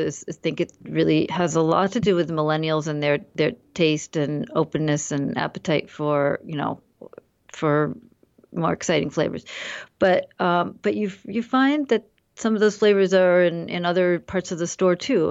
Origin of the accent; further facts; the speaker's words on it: United States; I'm half Indian, half American, and I've grown up in the U S